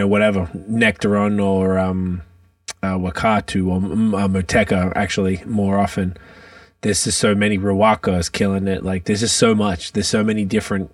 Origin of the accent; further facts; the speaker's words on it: Australia; I'm from Australia